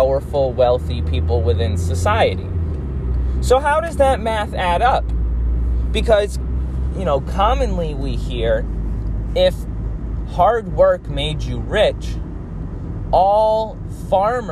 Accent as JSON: {"language": "English", "country": "United States", "tie": "born or raised there", "said": "I grew up in the United States."}